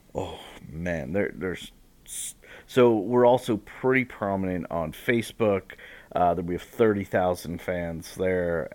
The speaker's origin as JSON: {"language": "English", "town": "Marblehead", "region": "Massachusetts", "country": "United States", "tie": "born or raised there", "moved": "yes", "said": "from Marblehead, uh, went to, uh, Jewish element, uh, Jewish preschool. Then I went to Hebrew school back at Temple Bethel"}